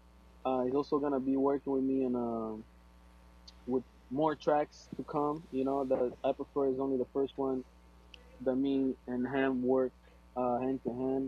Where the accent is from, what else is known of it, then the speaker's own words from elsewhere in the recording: Angola; first language Portuguese; English is a second language; moved away; my first language is Portuguese. I'm from Angola